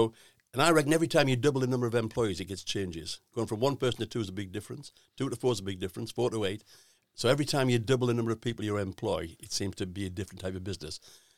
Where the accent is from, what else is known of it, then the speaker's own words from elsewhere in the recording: North East England, United Kingdom; I'm from the Northeast